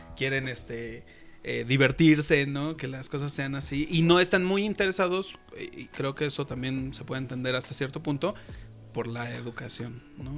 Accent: Mexico City, Mexico; moved away; yo también soy de Iztapalapa

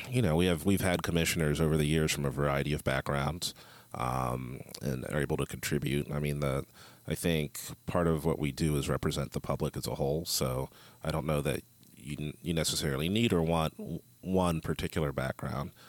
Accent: Columbus, Ohio, United States; also born or lived in St. Louis, United States / Joplin, United States; I am from Columbus, Ohio. And you know, the great thing about uh, being from the Midwest, um, I've had experience in both urban and rural areas and semi-rural.

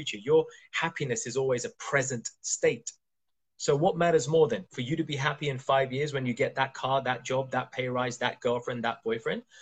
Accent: Kenya; moved away; also born or lived in India; I was born in East Africa. I was born in Kenya. And I've been back to India, my homeland, so many times.

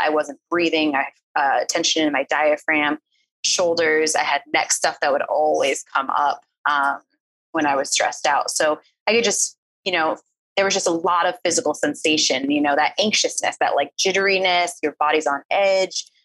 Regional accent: East Coast, United States; moved away; I was from the East Coast. I grew up in a place where like we didn't really cry very often

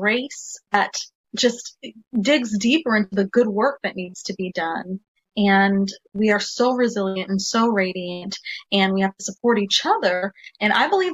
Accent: Nebraska, United States; we're from the Midwest in Nebraska

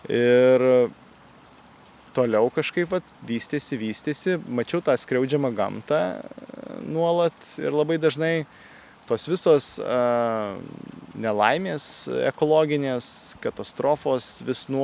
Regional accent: Dzūkija, Lithuania; also born or lived in Kaunas; gimiau tai Kaune, dideliam Lietuvos mieste. Uh, bet esu kilęs tai iš Dzukijos gražaus regiono ir teko aukti man e, ankstyvuose savo gyvenimo metuose jaunystėje kaime.

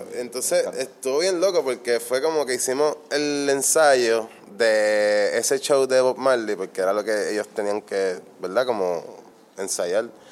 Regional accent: Fajardo, Puerto Rico; moved away as an adult; also born or lived in Berkeley; yo soy del Conqui. De hecho, yo me voy a mudar para allá ahora de nuevo.

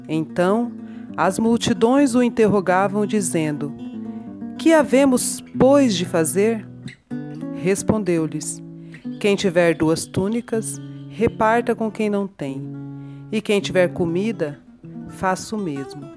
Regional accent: Orós, Ceará, Brazil; now in Goiânia, Brazil; Sou cearense, natural de Oróis, né, no sertão do Ceará.

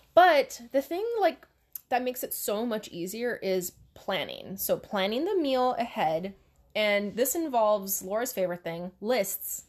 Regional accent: Hawaii, United States; now in Oregon, United States; growing up in Hawaii

